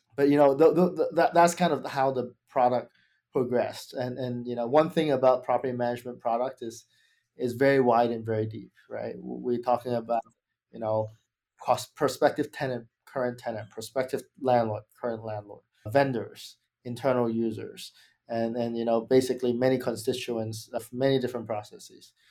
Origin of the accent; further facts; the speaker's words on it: Australia; moved away; I'm actually from Australia